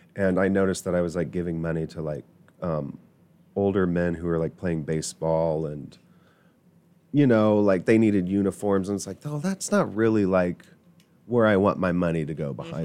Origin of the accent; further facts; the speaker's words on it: New Palestine, Indiana, United States; also born or lived in Irvington, Indianapolis; I grew up in New Palestine